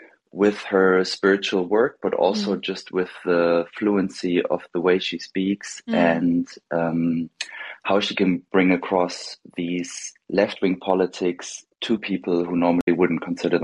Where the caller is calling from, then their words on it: Germany; I'm calling from Germany.